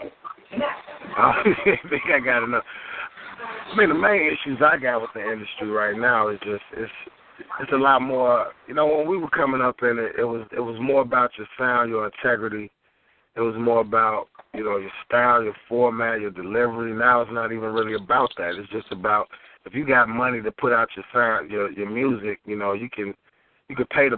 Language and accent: English; Chicago, Illinois, United States; I'm originally from the South Side of Chicago, out of Englewood.